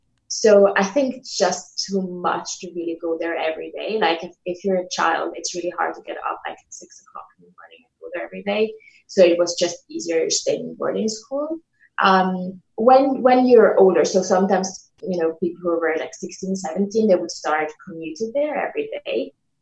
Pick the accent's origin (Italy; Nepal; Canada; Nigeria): Italy; English is a second language; now in United Kingdom; So I generally always answer it by saying I'm from Italy. And then people immediately go like, oh, hey, but you don't sound Italian.